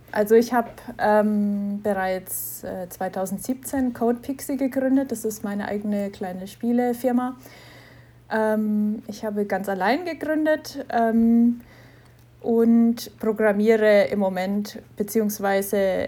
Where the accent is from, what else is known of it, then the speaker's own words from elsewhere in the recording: Knetzgau, Bavaria, Germany; ich bin aus Knetzgau in Unterfranken